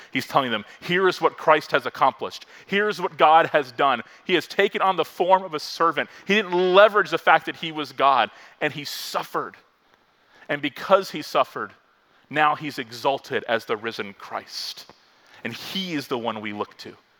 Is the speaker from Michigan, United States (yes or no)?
no; Florida, United States; also born or lived in Virginia; I grew up in Florida, lifelong Floridian, went to college in Virginia.